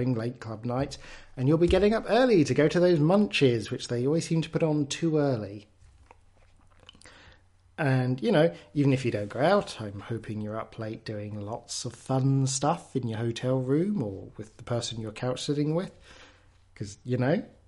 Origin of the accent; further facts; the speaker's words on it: England, United Kingdom; I'm English